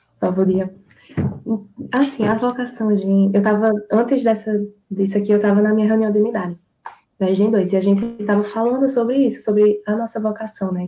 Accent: Mamanguape, Paraíba, Brazil; sou de Mamanguape

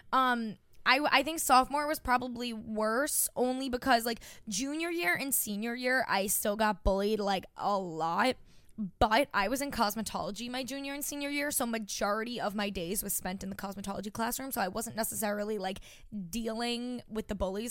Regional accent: Long Island, New York, United States; now in New York City, United States; I'm from Long Island, New York

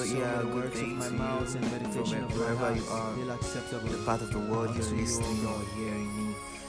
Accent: Niger Delta, Nigeria; English is a second language; I'm a Nigerian. I'm from Africa, West Africa precisely. A country in Africa called Nigeria, and part of the Niger Delta people.

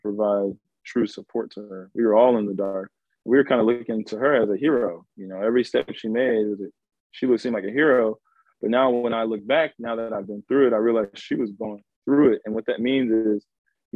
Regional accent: Richardson, Texas, United States; also born or lived in Dallas; I was raised in Richardson

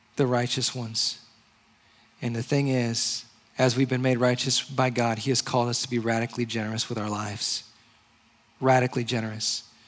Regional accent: Hawaii, United States; also born or lived in Indianapolis, Indiana / Georgia; now in San Diego, United States; I'm originally from Hawaii. I lived in Indianapolis. And then I lived in Georgia for a short time

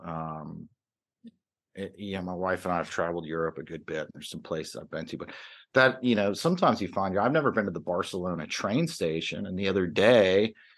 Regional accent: Atlanta, Georgia, United States; moved away; also born or lived in New York; I grew up in the Atlanta area uh, after, you know, my family had moved down from New York

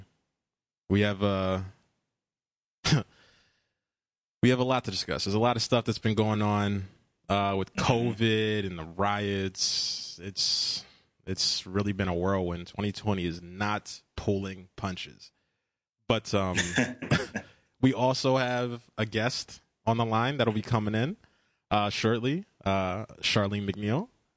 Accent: United States; growing up in America

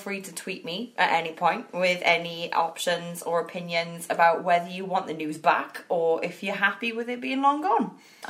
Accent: Welsh, Wales, United Kingdom; I'm Welsh.

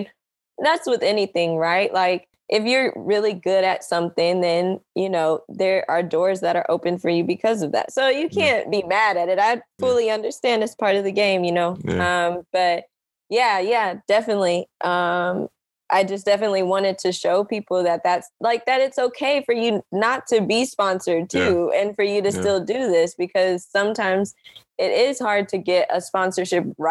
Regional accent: Kansas City, Missouri, United States; I'm from Kansas City

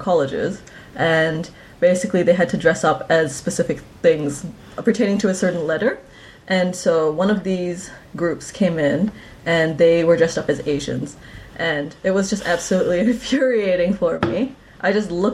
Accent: Sarawak, Malaysia; moved away as an adult; now in New Zealand; I'm from Malaysia

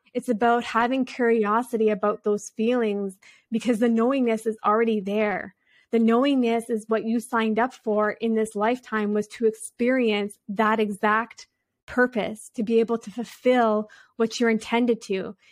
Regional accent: Canada; I come from a tribal community here in Canada, so I'm Native American and French, which is a Metis culture here

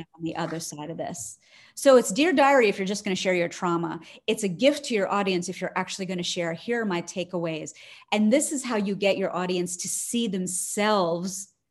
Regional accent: Harrisburg, Pennsylvania, United States; born or raised there

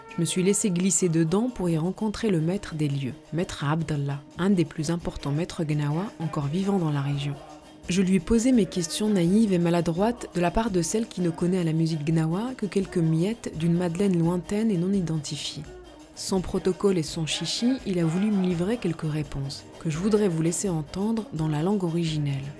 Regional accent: Morocco; moved away; j'ai eu besoin de faire un voyage retour au Maroc, mon pays natal, 13 ans après en être parti

